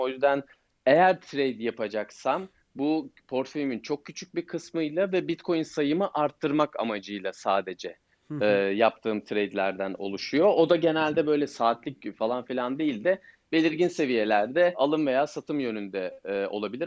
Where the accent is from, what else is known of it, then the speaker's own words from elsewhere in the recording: Turkey; biz Türkler olarak